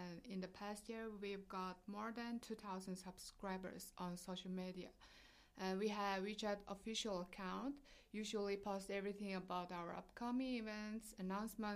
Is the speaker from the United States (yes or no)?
no; Mongolia; moved away; I'm from Mongolia